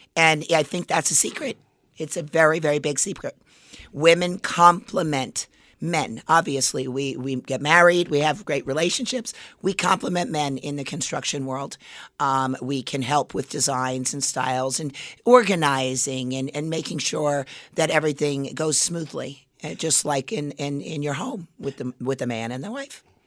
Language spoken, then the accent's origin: English; Las Vegas, Nevada, United States; I grew up in Las Vegas.